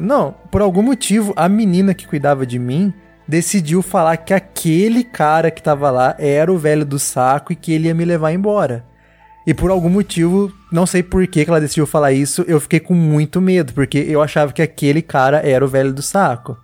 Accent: Assis, São Paulo, Brazil; moved away; eu sou do interior de São Paulo

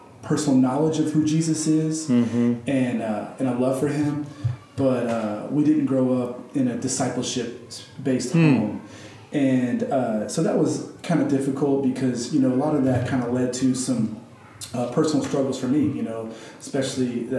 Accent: Lewisville, Texas, United States; I grew up mostly in Lewisville, Texas

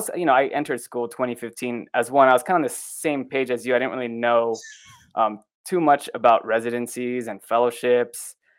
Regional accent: East Bay, Northern California, United States; I am from the East Bay in Northern California.

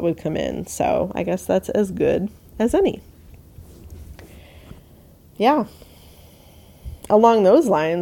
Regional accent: New York, United States; I grew up in New York

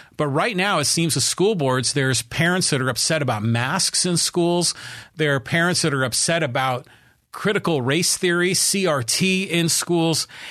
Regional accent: Poway, California, United States; here in my hometown of Poway, the city of Poway

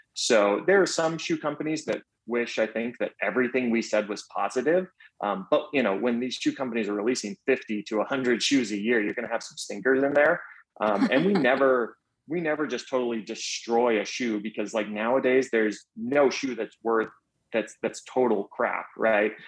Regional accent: Orlando, Florida, United States; now in Atlanta, United States; growing up in Orlando. So, growing up in Orlando, right as I turned, I believe it was eight

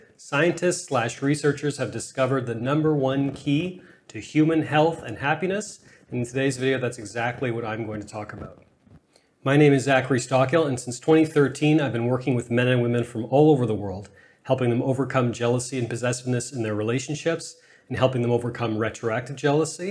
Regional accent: Canada; I'm Canadian

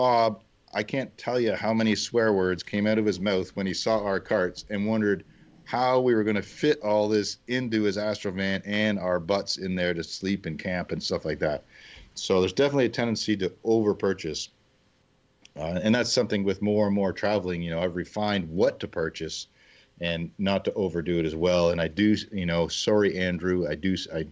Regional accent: Canada; as a Canadian

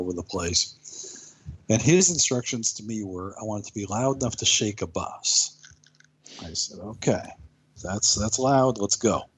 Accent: United States; I'm an American guy.

